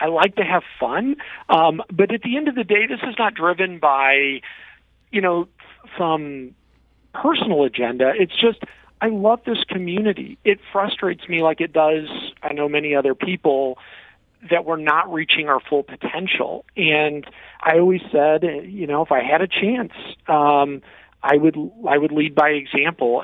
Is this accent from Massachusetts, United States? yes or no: no; Granite City, Illinois, United States; I grew up in Granite City, Illinois, in the Metro East